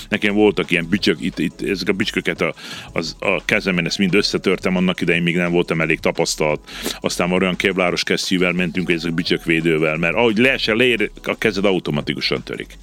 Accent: Subotica, Vojvodina, Serbia; én így születtem, én itt Szabadkán születtem, mm-hmm. az mhm. első naptól itt vagyok

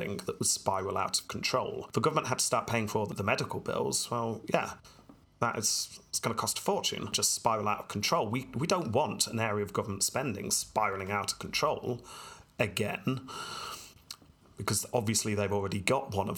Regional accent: United Kingdom; being British here

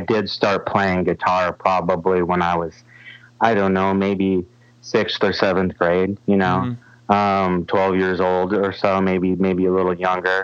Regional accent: Sioux Falls, South Dakota, United States; I was getting to see all those bands in my hometown

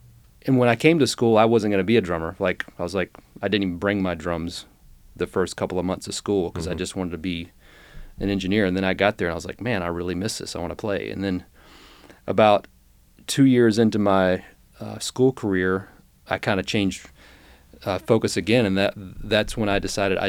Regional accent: Roswell, Georgia, United States; I was born and raised in outside of Atlanta, Georgia, in Roswell, Georgia.

